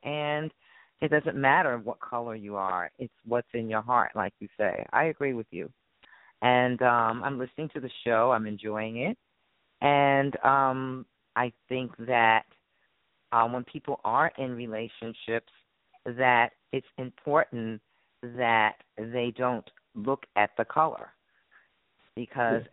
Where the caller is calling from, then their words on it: New Jersey, United States; I'm calling from Jersey